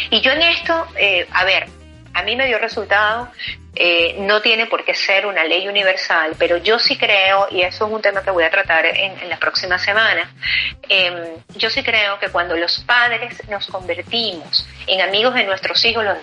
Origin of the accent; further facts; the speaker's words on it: Venezuela; now in Spain; lo que es bueno para mí, que vengo de Venezuela, cuando llego aquí a España me consigo que aquí no es tan bueno.